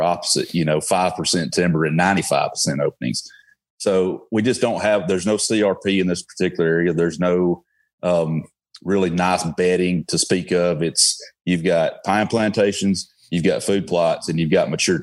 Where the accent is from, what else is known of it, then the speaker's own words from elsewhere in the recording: Alabama, United States; accent: Alabama; my Alabama accent